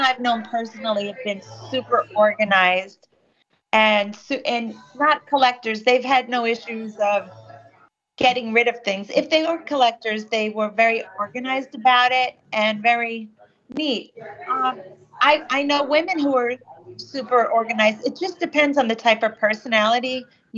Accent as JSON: {"language": "English", "region": "New York", "country": "United States", "said": "I'm a New Yorker"}